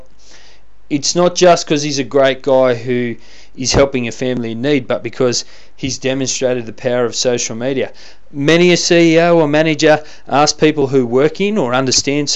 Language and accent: English; Canberra, Australian Capital Territory, Australia; my hometown. That's right, our country's fine capital city of Canberra